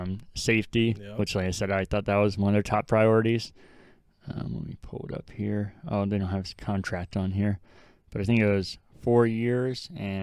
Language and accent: English; Colorado, United States; being a lifelong Denver fan and growing up in Colorado